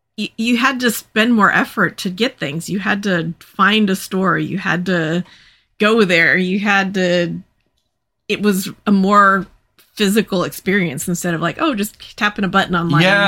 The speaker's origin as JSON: {"language": "English", "area": "Central Coast", "region": "California", "country": "United States", "tie": "born or raised there", "also_born_or_lived": "Grover Beach", "moved": "yes", "said": "when we grew up on the Central Coast, it was small. There weren't a ton of people there, so it was very small"}